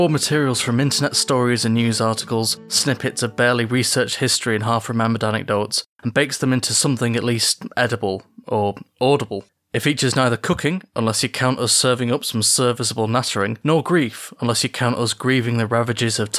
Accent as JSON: {"language": "English", "country": "United Kingdom", "said": "as British people"}